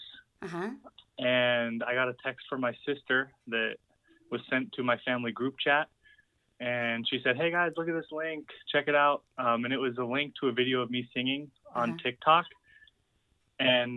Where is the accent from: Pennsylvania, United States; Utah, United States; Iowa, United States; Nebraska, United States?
Utah, United States; born and raised in Utah